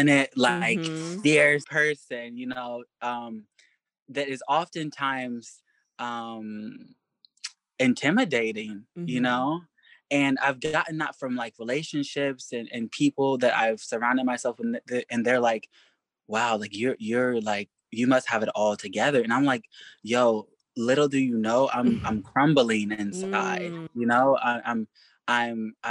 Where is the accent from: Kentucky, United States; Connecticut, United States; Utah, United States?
Kentucky, United States; growing up in Kentucky